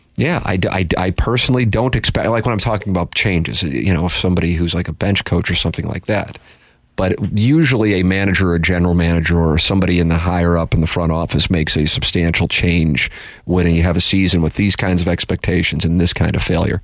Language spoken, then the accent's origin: English; St. Louis, Missouri, United States; I grew up in South St. Louis.